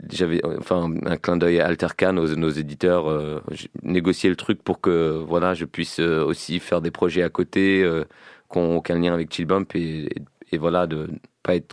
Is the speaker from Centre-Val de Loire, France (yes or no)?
yes; Tours, Centre-Val de Loire, France; moi je viens de Tours et Ezekiel vient de Tours, Fumouge aussi.